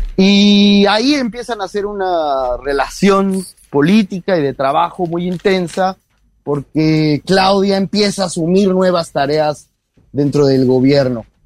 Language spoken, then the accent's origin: Spanish; Mexico